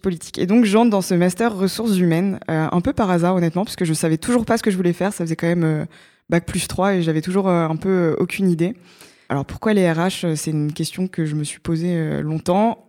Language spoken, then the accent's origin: French; Évreux, Normandy, France; moved away as an adult; also born or lived in Grenoble; now in Paris, France; j'ai fait tout mon lycée et, et, toute mon enfance en Normandie, à Évreux